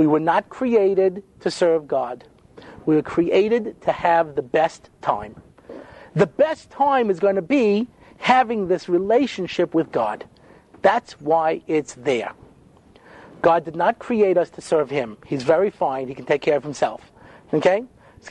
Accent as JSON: {"language": "English", "area": "Long Island", "region": "New York", "country": "United States", "tie": "born or raised there", "said": "I didn't grow up in Brooklyn. You understand? I grew up on Long Island"}